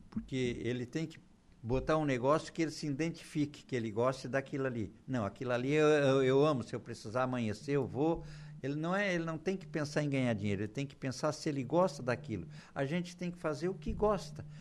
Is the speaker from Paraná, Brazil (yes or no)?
no; Torres, Rio Grande do Sul, Brazil; moved away as an adult; also born or lived in São João do Sul, Santa Catarina; now in Araranguá, Brazil; Nasci em Santa Catarina, mas me criei em Torres. A minha infância, dos, sete, dos anos até os vinte. foi em Torres